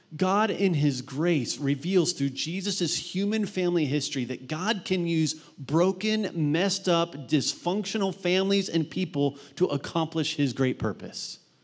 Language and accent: English; Mount Vernon, Ohio, United States; in my high school where I grew up in Mount Vernon, Ohio